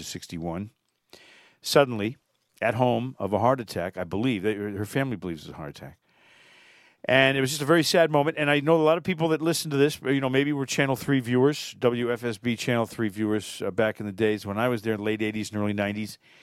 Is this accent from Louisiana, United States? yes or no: no; Connecticut, United States; moved away; my home state of Connecticut